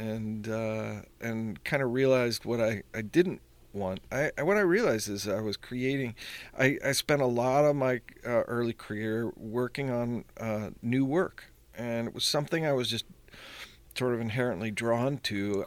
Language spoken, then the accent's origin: English; Pittsburgh, Pennsylvania, United States; I always sort of wanted to come back to Pittsburgh. So, um, it's funny, I left here thinking I'll never be, come back